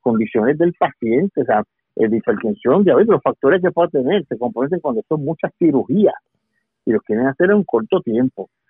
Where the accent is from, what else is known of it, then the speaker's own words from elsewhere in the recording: Puerto Rico; yo soy el puertorriqueño